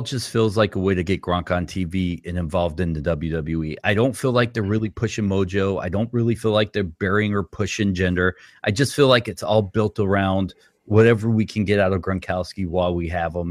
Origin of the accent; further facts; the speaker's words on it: Boston, Massachusetts, United States; moved away; I'm originally from Boston